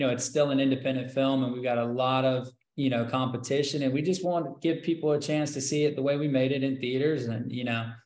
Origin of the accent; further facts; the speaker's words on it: South Carolina, United States; also born or lived in Hollywood; now in Los Angeles, United States; I come from South Carolina